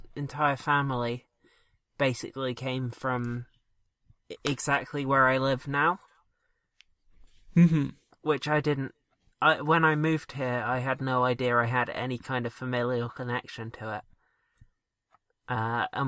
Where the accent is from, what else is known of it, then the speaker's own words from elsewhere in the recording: Dorset, South West England, United Kingdom; accent: Dorset; my Dorset accent